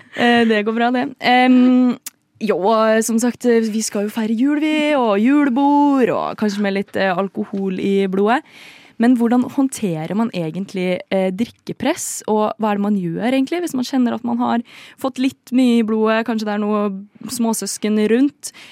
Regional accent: Trøndelag, Norway; accent: trøndersk; moved away; jeg er oppvokst der. Eller ikke oppvokst, oppvokst, Jeg bodde der i noen år. Sju år.

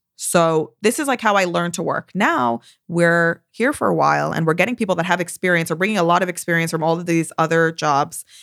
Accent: United States; also born or lived in Tel Aviv, Israel; now in London, United Kingdom; I'm American

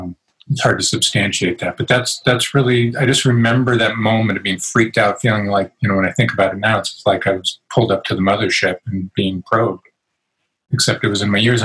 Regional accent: London, United Kingdom; born there; I'm an English dude, so I was born in London, and there's some lineage and all that, I think, to Wallace.

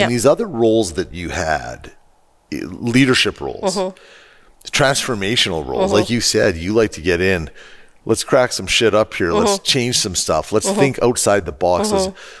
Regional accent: Edmonton, Alberta, Canada; huge Oilers fan because of meeting all of us from Edmonton.

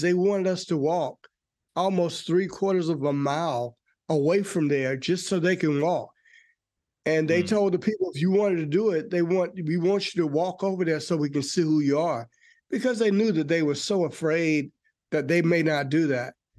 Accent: North Carolina, United States; also born or lived in Forest Park, Georgia; now in Georgia, United States; I am originally from North Carolina

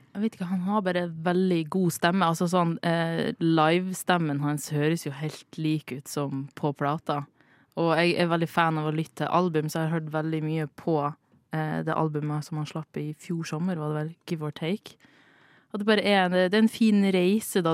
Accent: Northern Norway, Norway; jeg er nordlending

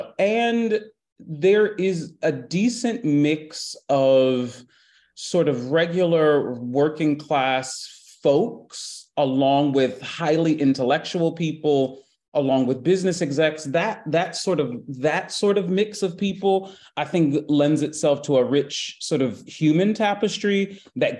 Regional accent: New Haven, Connecticut, United States; moved away; I grew up in the Hill. You know, I grew up in the Hill, late 80s, early 90s, where things in the Hill and in New Haven were rough.

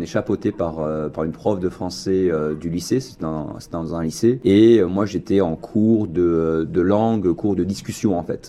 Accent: Rochefort, Nouvelle-Aquitaine, France; moved away as an adult; also born or lived in Bordeaux / Chicago / Peru; now in Toronto, Canada; Donc je suis français en effet. Moi suis né à Rochefort, 84

